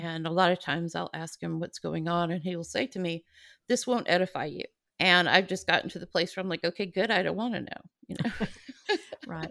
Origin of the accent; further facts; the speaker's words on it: Atlanta, Georgia, United States; moved away as an adult; now in California, United States; I grew up I was born in Atlanta